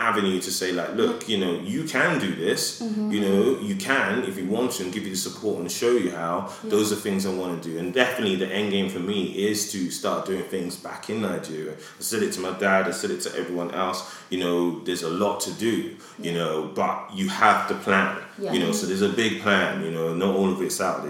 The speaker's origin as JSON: {"language": "English", "town": "Edmonton", "region": "Alberta", "country": "Canada", "tie": "born or raised there", "said": "I remember when I grew up in Edmonton, you know, and I wanted to go to med school."}